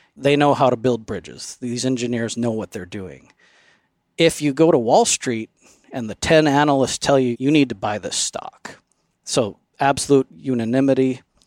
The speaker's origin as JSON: {"language": "English", "town": "Phoenix", "region": "Arizona", "country": "United States", "tie": "born or raised there", "moved": "yes", "lives_now": "Alpine, United States", "said": "I grew up in the Phoenix area"}